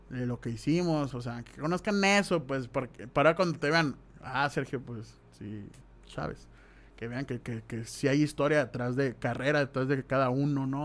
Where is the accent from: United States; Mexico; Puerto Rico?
Mexico; Soy mexicano con tremendo flow.